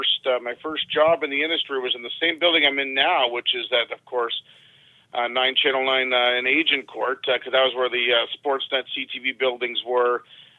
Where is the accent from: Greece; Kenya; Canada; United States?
Canada; London, Ontario; I went to Western. I grew up in London, Ontario, so I went to Western for journalism, then went to Fanshawe for television broadcasting